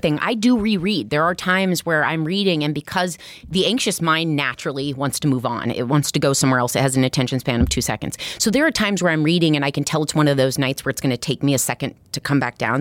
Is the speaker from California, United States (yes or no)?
no; Iowa, United States; now in Brooklyn, United States; I'm from Iowa originally